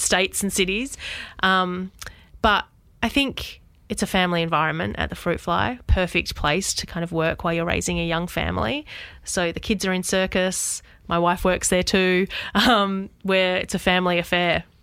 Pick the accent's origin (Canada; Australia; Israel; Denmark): Australia; Southwest Western Australia; moved away as an adult; also born or lived in Perth / Sydney; now in Albury, Australia; I grew up, um, in a tiny regional town in Southwest W A.